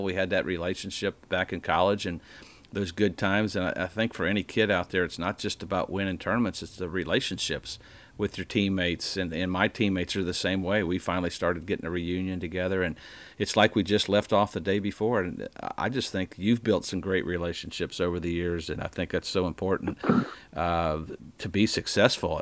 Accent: Indiana, United States; moved away as an adult; I'm from Indiana.

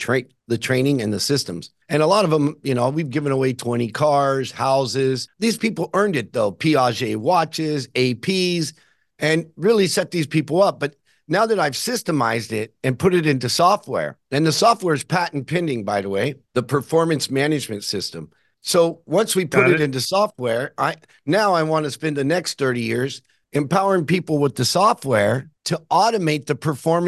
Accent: Barstow, California, United States; born or raised there

